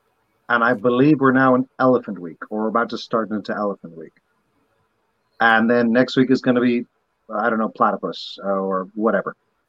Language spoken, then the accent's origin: English; Barbados; I was raised in Barbados in their education system, which is kind of like England's education system 60 years ago.